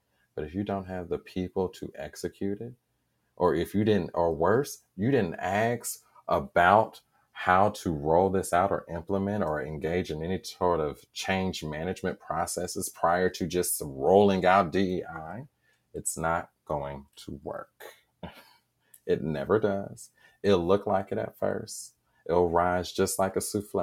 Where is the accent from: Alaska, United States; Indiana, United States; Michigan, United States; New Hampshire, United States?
Indiana, United States; Indianapolis; I am a lifelong Hoosier, born and raised here.